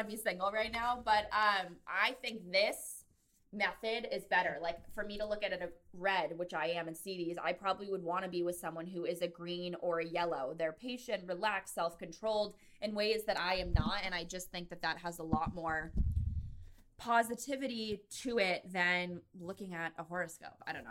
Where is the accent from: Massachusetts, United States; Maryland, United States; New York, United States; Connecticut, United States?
Connecticut, United States; I'm from Connecticut